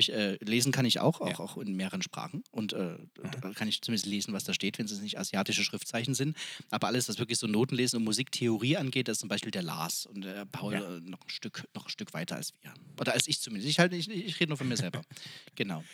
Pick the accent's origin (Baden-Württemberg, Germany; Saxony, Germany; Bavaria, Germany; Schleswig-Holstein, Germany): Saxony, Germany; Freiberg; kaum ein Haus in Freiberg, wo da noch kein äh, äh, Innenhof oder Außenhof oder keine Kneipe, wo wir nicht gesungen haben als Jugendliche und junge Erwachsene